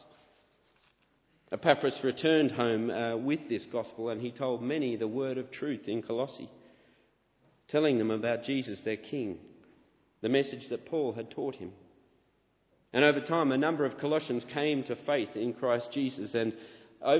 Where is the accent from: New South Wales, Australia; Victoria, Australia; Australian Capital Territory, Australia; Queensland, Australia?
Australian Capital Territory, Australia; Canberra; moved away; also born or lived in Sydney; I was born in Canberra, Australia